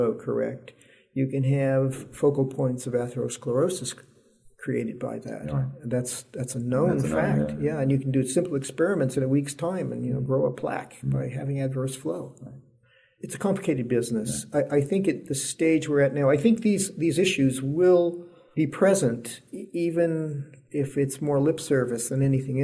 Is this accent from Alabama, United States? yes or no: no; New York City, New York, United States; moved away; also born or lived in California / Texas; I was born and raised in New York